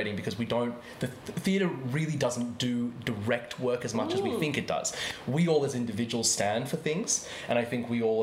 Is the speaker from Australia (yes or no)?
yes; Australia; here in Australia